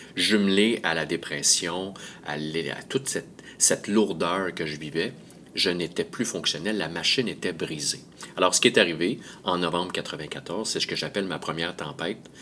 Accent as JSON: {"language": "French", "town": "Montreal", "region": "Quebec", "country": "Canada", "said": "je viens de Montréal"}